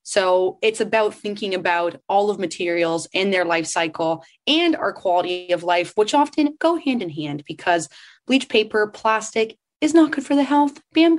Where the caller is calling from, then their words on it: Tofino, British Columbia, Canada; I'm calling in from Tofino, BC.